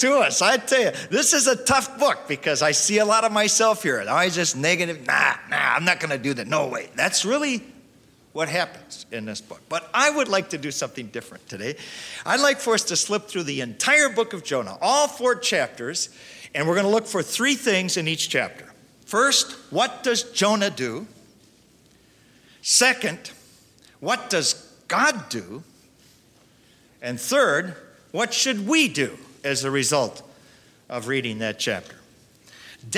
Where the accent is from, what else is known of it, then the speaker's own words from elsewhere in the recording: Milwaukee, Wisconsin, United States; also born or lived in Russell, Iowa / Spain; now in Dallas, United States; When I grew up in Milwaukee, Wisconsin, as a little kid